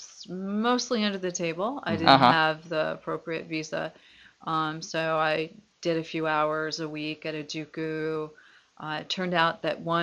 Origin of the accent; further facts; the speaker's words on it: Seattle, Washington, United States; moved away as an adult; now in Japan; I'm from Seattle, Washington